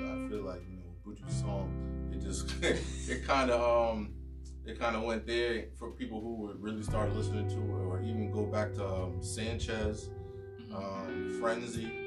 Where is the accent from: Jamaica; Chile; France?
Jamaica; As a Jamaican